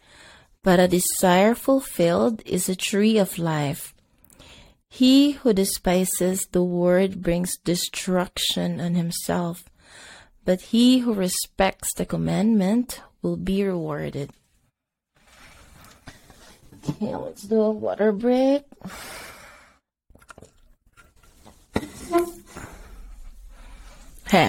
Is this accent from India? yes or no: no; Bisaya, Visayas, Philippines; first language Cebuano (Bisaya); English is a second language; It's in my Bisaya language